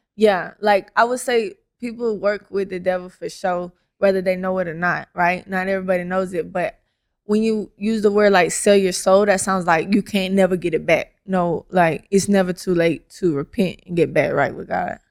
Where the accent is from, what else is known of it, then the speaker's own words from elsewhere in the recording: Atlanta, Georgia, United States; I currently live in Atlanta